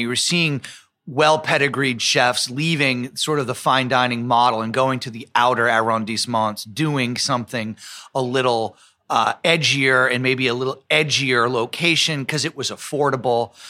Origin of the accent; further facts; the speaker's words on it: New York City, New York, United States; also born or lived in Providence; as a kid, even growing up in New York